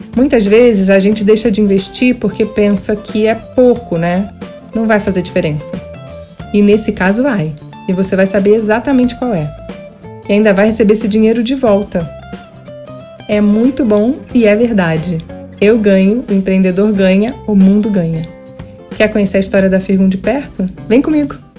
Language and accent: Portuguese; Rio de Janeiro, Brazil; lá no Rio de Janeiro, que é a minha terra natal